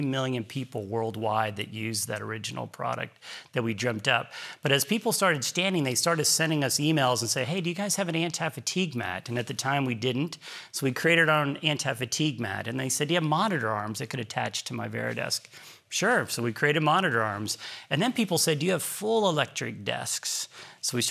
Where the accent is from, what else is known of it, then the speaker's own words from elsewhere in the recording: Galveston, Texas, United States; also born or lived in Houston; growing up in Galveston